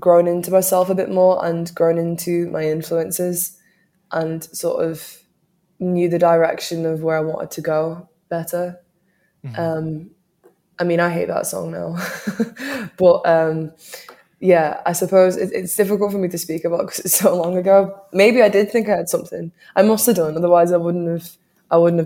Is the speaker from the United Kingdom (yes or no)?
yes; New Brighton, North West England, United Kingdom; the area that I grew up in New Brighton.